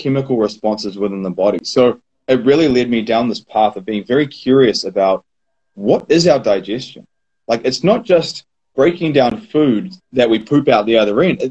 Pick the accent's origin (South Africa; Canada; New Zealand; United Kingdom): New Zealand; growing up in New Zealand, I fell into the butchery industry